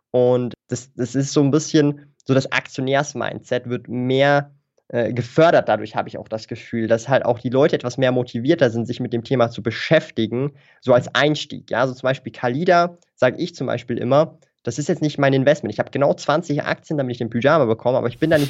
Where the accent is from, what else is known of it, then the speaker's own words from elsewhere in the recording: Switzerland; accent: Swiss; ich weiß nicht, hört man meinen Akzent? So den Schweizer Akzent?